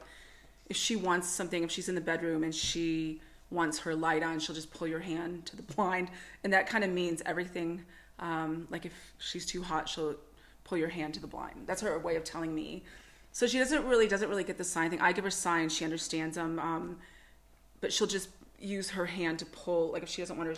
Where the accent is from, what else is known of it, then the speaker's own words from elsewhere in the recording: United States; moved away as an adult; now in Toowoomba, Australia; I'm American